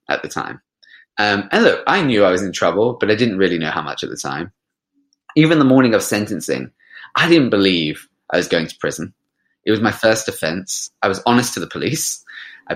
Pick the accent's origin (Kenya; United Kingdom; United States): United Kingdom; London; I grew up in West London